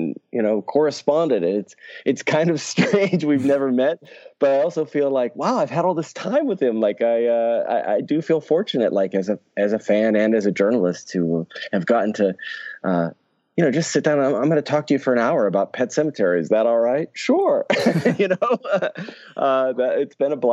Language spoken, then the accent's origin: English; Pittsburgh, Pennsylvania, United States; moved away as an adult; now in Los Angeles, United States; I grew up in Pittsburgh and I've lived in Los Angeles now for 20 years